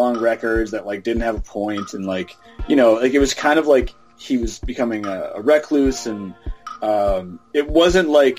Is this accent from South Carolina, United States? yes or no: no; Minneapolis, Minnesota, United States; growing up in Minneapolis